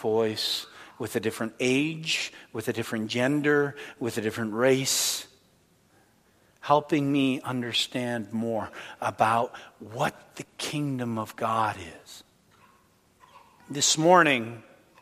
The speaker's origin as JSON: {"language": "English", "country": "Canada", "said": "I'm Canadian as well"}